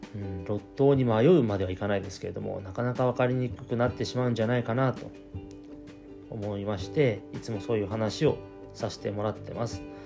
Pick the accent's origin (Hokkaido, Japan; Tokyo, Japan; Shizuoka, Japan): Hokkaido, Japan; Shibetsu; 私は標津町で生まれまして酪農家の一人っ子長男として生まれましたで、まあ、小さい頃から親の背中を見て